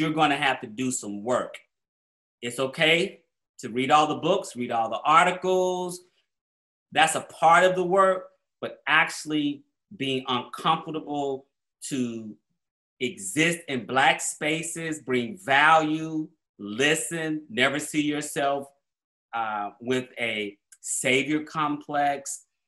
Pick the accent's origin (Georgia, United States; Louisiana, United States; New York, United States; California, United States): Georgia, United States; Atlanta; moved away as an adult; also born or lived in New Orleans; I grew up in Black Atlanta.